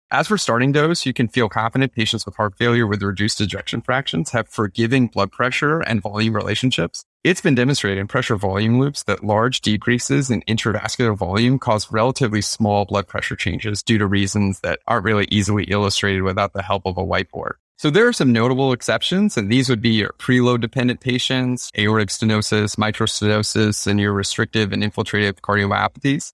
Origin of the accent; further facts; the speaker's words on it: Maine, United States; moved away as an adult; now in Baltimore, United States; I was raised in the state of Maine.